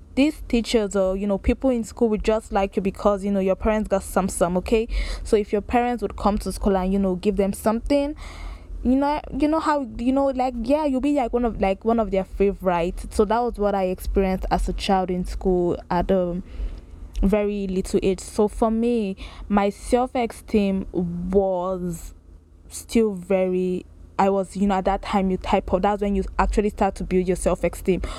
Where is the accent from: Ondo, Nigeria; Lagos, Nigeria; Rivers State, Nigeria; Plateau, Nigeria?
Lagos, Nigeria; I grew up in Lagos, Nigeria, raised there